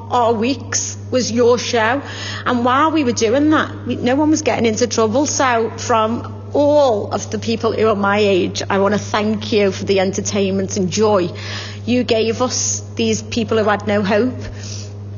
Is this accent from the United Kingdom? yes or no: yes; Liverpool, North West England, United Kingdom; accent: Scouse; I am a local girl. I'm from Clubmore.